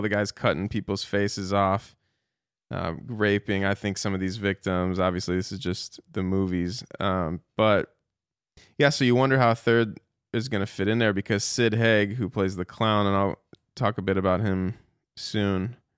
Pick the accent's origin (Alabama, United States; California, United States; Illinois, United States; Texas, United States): Illinois, United States; Chicago; now in Dallas, United States; I grew up in Chicago